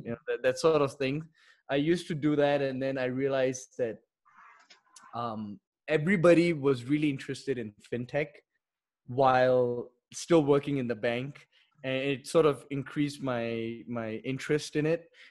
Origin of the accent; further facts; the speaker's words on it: Singapore; moved away as an adult; also born or lived in Delhi, India; now in Mexico; I was born in Delhi. Uh, but when I was seven, we moved to Singapore. So I would say majority of my life I spent in Singapore.